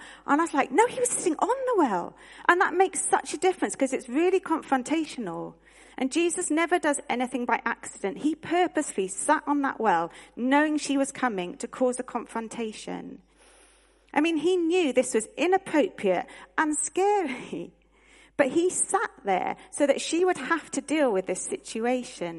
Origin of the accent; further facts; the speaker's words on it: United Kingdom; as British people